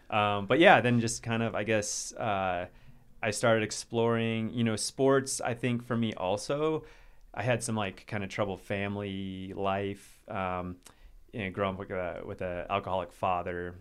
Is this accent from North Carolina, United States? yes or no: yes; Asheville, North Carolina, United States; also born or lived in Wisconsin; I was born in Wisconsin, um, and then moved down to North Carolina. So that's kinda where I was raised mostly, um, just outside of Asheville.